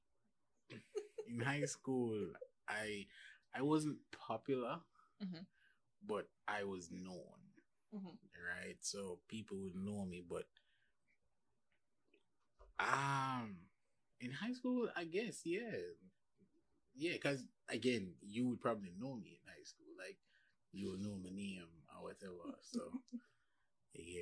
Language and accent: English; Kingston, Jamaica; From Kingston, Jamaica.